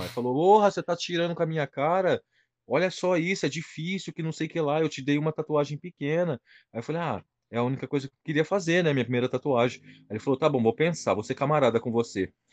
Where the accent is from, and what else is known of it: São José do Rio Preto, São Paulo, Brazil; moved away as an adult; now in London, United Kingdom